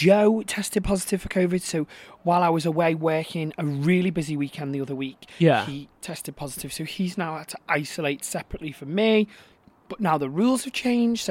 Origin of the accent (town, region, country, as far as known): Manchester, North West England, United Kingdom; born or raised there